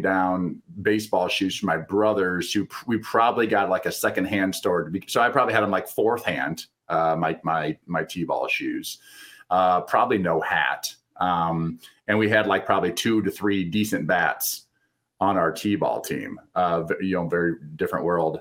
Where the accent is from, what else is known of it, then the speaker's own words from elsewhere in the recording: Maquoketa, Iowa, United States; Jake and I grew up together in Maquoketa, Iowa